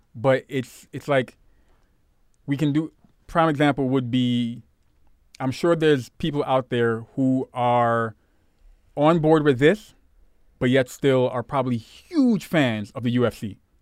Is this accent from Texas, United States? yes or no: no; Brooklyn, New York, United States; growing up in Brooklyn, the part that I did, we had a lot of, um, fellow West Indian, Caribbean people